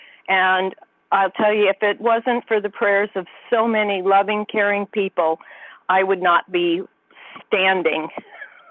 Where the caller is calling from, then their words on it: Santa Cruz, California, United States; I'm calling from Santa Cruz, California